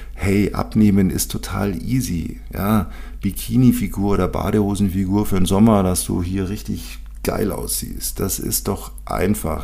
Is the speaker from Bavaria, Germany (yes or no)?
yes; Bavaria, Germany; Bei uns in Bayern